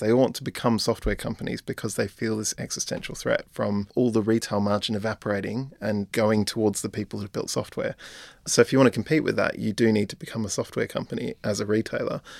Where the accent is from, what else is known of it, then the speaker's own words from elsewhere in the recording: Australia; moved away; I'm Australian as well